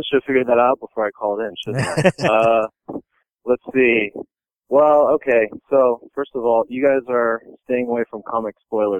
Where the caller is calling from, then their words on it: Cambridge, Massachusetts, United States; Cambridge, Massachusetts.